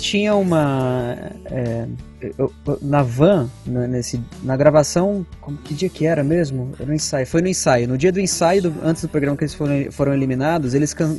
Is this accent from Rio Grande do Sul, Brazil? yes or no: no; Amparo, São Paulo, Brazil; moved away as an adult; now in São Paulo, Brazil; lá na minha cidade natal, sou de uma cidade pequenininha, chama Amparo